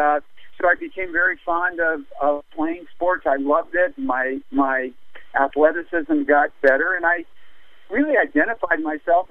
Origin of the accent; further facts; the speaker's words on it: Los Angeles, California, United States; I grew up in North Hollywood, and in the 50s